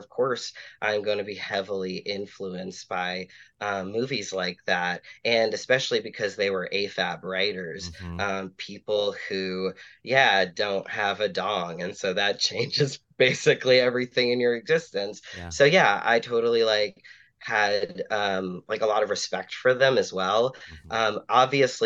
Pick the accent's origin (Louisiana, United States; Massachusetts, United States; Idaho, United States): Massachusetts, United States; Boston; My sibling is NB, so we're two queer kids, growing up Catholic in Boston